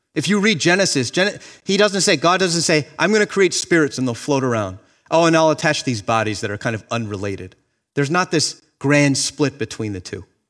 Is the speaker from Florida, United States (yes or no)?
yes; Miami, Florida, United States; moved away as an adult; now in Boston, United States; I grew up in Miami, Florida